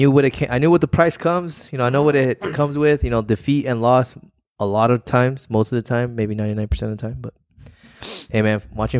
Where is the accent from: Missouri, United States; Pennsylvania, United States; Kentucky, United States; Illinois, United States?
Missouri, United States; I'm from Missouri.